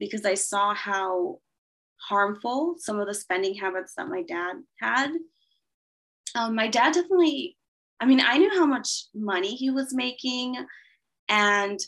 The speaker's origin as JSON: {"language": "English", "area": "a small city in Los Angeles", "region": "California", "country": "United States", "tie": "born or raised there", "said": "my dad was born and raised in actually the town that I was born and raised in, which is a small city in Los Angeles"}